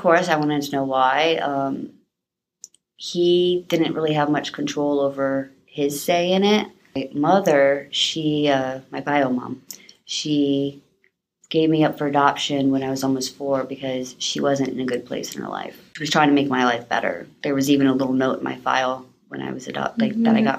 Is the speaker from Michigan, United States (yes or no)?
no; North Carolina, United States; born there; I was born in North Carolina. I was adopted when I was almost 4. Both my family is military, And so I moved around a lot as a kid.